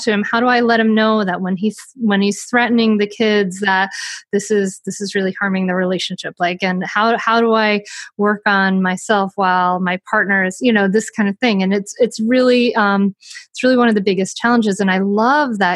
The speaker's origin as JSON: {"language": "English", "region": "Rhode Island", "country": "United States", "tie": "born or raised there", "said": "I grew up in Rhode Island."}